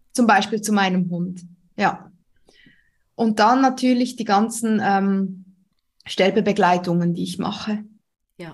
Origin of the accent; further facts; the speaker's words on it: Switzerland; accent: Swiss; Ich ähm, wohne in der Schweiz. Das hört man auch. Ich bin Schweizerin.